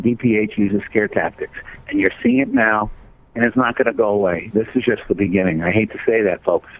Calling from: Colorado, United States; I'm calling from Colorado right now

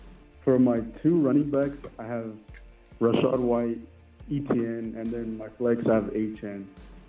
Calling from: Fresno, California, United States

